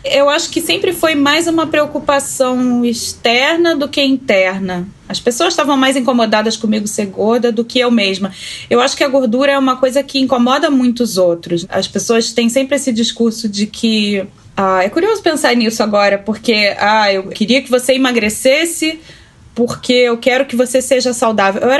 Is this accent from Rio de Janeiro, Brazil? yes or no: yes; Rio de Janeiro, Brazil; born there; now in São José dos Campos, Brazil; eu tenho 37 anos, sou nascida no Rio de Janeiro. No momento eu moro em São José dos Campos